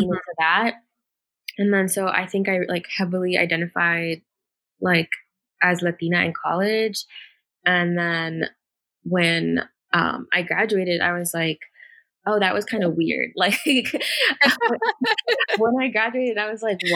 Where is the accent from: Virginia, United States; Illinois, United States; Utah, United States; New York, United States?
Virginia, United States; I went back to Virginia